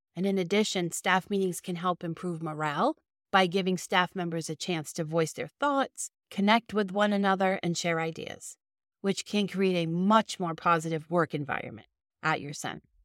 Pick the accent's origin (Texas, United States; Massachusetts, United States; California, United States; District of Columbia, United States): Massachusetts, United States; Boston; accent: Boston; my Boston accent